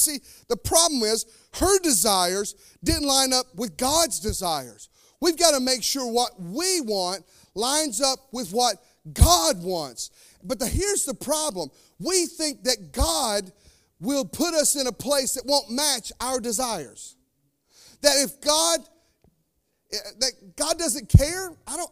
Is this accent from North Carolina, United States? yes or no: yes; North Carolina, United States; now in Indiana, United States; I'm from North Carolina. It's snake country.